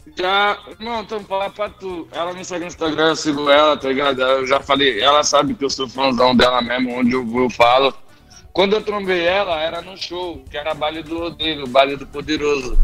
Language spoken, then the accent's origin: Portuguese; São Paulo, Brazil; Vim de comunidade, vim de da quebrada. Zona Sul, Vila Xeba, cresci lá. Lá é a minha origem.